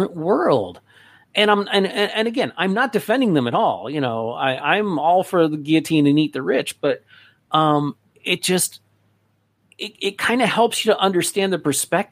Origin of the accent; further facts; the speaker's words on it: West Palm Beach, Florida, United States; I grew up in West Palm Beach, which is on the mainland of Florida